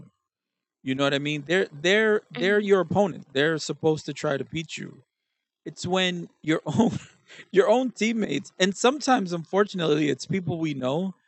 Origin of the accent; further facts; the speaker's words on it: New York City, New York, United States; I'm from Brooklyn